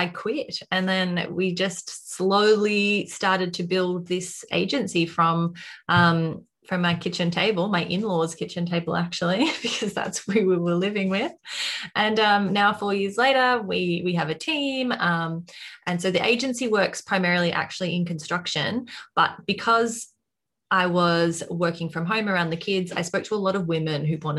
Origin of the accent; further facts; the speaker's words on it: Australia; accent: Australian; I'm also in Australia, as you can probably tell by my accent by now